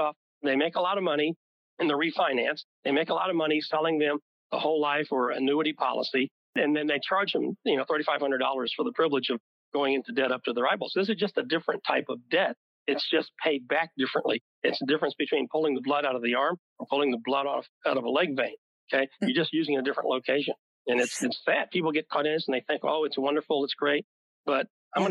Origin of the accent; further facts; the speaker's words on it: Wichita Falls, Texas, United States; I grew up in Wichita Falls